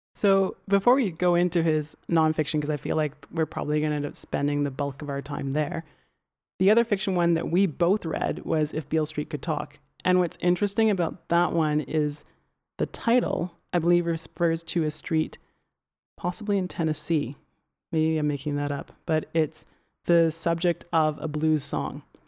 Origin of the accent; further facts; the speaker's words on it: Alberta, Canada; I'm from Canada, and decidedly very much Canadian.